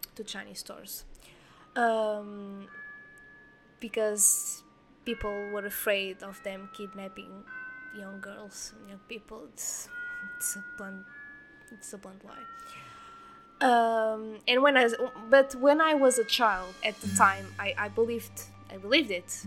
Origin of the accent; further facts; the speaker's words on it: near Lisbon, Portugal; I was born in near Lisbon, so I'm not from the village